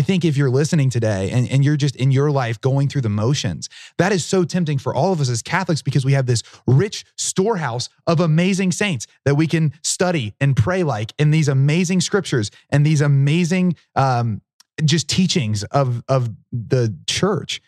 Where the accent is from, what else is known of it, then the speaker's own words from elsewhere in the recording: Southern Ohio, United States; I'm from Southern Ohio, which is very much in the Bible Belt